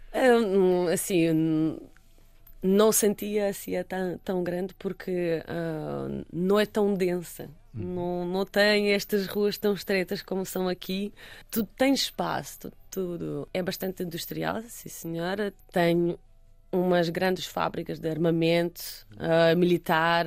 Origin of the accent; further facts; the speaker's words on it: Russia; now in Portugal; eu sou russa